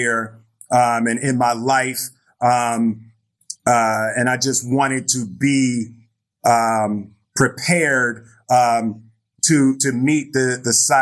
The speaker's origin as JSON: {"language": "English", "town": "Philadelphia", "region": "Pennsylvania", "country": "United States", "tie": "born or raised there", "said": "I grew up in Philadelphia"}